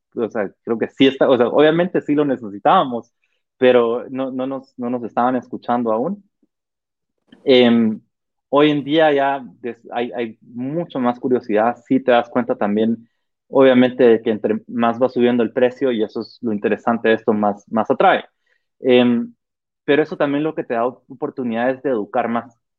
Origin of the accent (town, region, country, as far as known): Guatemala